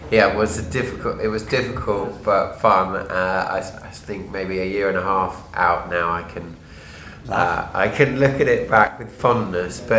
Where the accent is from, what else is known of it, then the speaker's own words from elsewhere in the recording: South East England, United Kingdom; I'm from southeast of England.